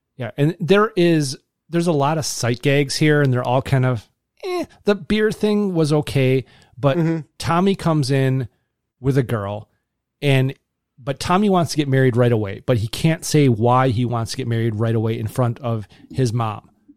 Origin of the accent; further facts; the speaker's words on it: Kettle Moraine, Wisconsin, United States; I grew up in the Kettle Moraine Elementary School system